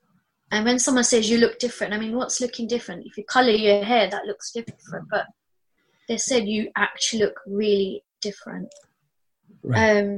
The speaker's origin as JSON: {"language": "English", "country": "Australia", "said": "Everyone, I'm just Aussie, you know."}